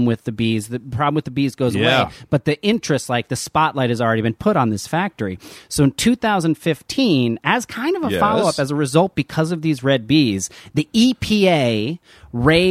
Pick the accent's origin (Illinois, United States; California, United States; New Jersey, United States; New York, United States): New Jersey, United States; I grew up in New Jersey